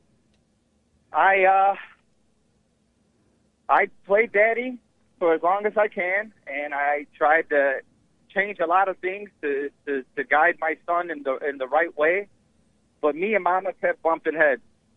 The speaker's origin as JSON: {"language": "English", "town": "Chicago", "region": "Illinois", "country": "United States", "tie": "born or raised there", "also_born_or_lived": "Texas", "said": "I grew up in Chicago. I came from Texas, but I was raised in Chicago"}